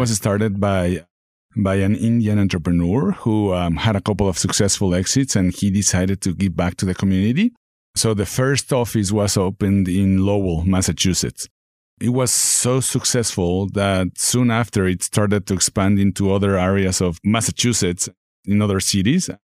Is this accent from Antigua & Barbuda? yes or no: no; Mexico City, Mexico; moved away as an adult; also born or lived in Texas / Dallas; now in Northwest Arkansas, United States; I'm from Mexico City, born and raised, moved to Texas